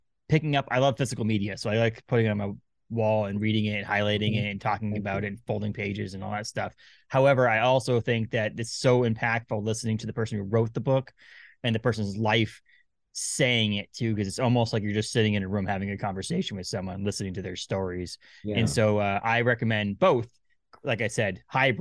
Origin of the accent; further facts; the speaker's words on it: Maine, United States; also born or lived in Massachusetts; where I grew up in Maine